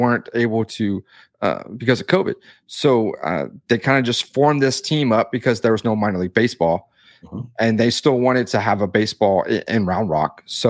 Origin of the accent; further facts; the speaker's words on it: Victoria, Texas, United States; here in my hometown, we have the Victoria Generals